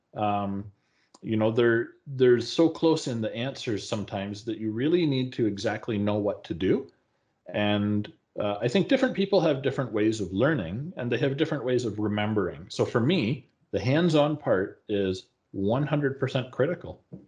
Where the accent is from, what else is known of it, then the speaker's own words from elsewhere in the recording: Calgary, Alberta, Canada; my hometown here in calgary